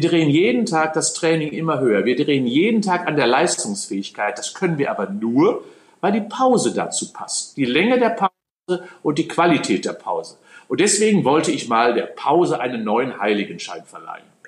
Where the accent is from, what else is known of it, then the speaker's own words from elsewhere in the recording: North Rhine-Westphalia, Germany; now in Cologne, Germany; natürlich bin ich Westfale und habe ein kölsches Mädchen geheiratet.